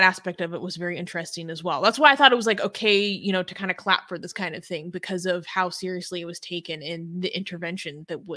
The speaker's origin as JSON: {"language": "English", "country": "United States", "said": "I'm like white, I'm from America"}